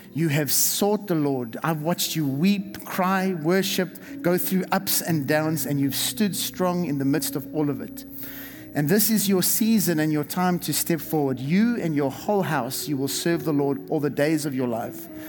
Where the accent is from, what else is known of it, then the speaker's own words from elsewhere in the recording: South Africa; moved away; the church that I was raised in in South Africa